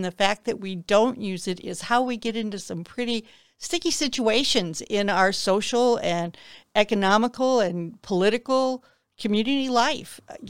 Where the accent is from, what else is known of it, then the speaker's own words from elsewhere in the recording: Detroit, Michigan, United States; also born or lived in New Orleans; I was born in New Orleans. Mm-hmm. Didn't stay there long. Raised outside of Detroit in the suburbs of Detroit. I went to Berkeley High School, Royal Oak area.